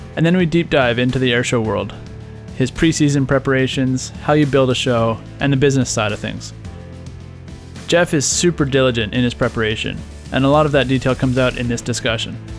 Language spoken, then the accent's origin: English; Ottawa, Ontario, Canada; I grew up in Ottawa, too.